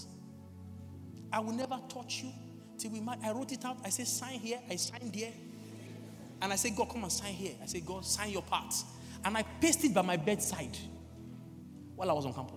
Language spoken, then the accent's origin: English; Lagos, Nigeria; moved away; I grew up in Lagos